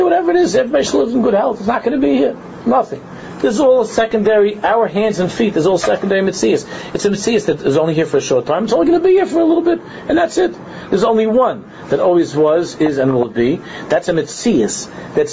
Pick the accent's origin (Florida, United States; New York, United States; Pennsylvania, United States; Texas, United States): New York, United States; New York City; in my driveway growing up in Queens